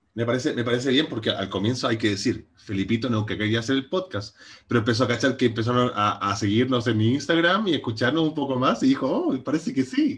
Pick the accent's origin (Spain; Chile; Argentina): Chile; Temuco, Araucanía; born or raised there